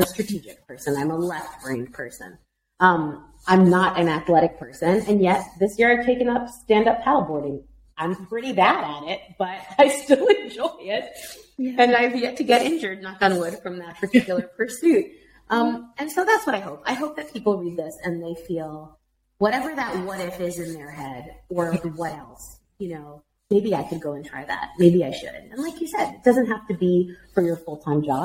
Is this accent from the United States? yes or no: yes; Miami, Florida, United States; moved away; also born or lived in United Kingdom; my hometown of Miami